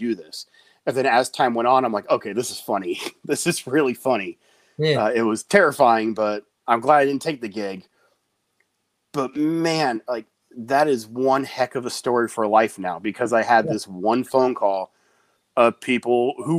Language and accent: English; just outside San Francisco, California, United States; I grew up just outside San Francisco